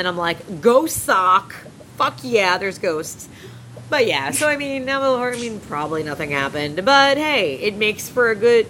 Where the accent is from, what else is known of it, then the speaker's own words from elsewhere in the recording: Long Island, New York, United States; I'm from Long Island.